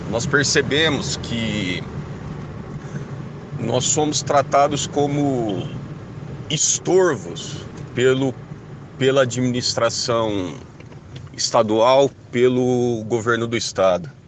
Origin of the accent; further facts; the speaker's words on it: Rolândia, Paraná, Brazil; eu sou de Rolândia.